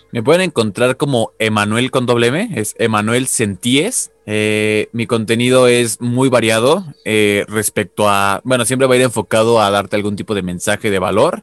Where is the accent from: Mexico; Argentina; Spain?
Mexico; soy mexicano